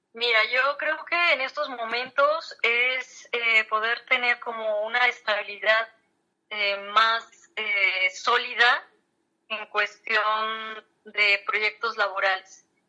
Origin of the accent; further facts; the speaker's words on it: Mexico; los mexicanos